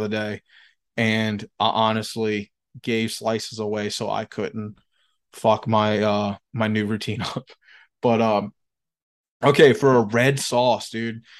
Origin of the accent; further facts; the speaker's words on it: Chalmette, Louisiana, United States; They had a place called Ben's Pizza where I grew up in Chalmette